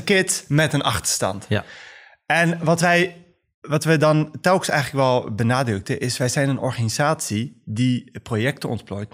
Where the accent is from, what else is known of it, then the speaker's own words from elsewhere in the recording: The Hague, South Holland, Netherlands; Ik ben ehm, gewoon geboren en opgegroeid in Den Haag, zoals vele Marokkaanse Nederlanders en moslims